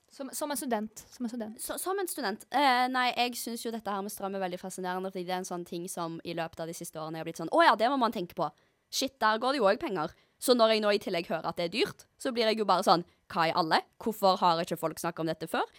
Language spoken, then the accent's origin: Norwegian; Stavanger, Rogaland, Norway; Jeg er jo fra Stavanger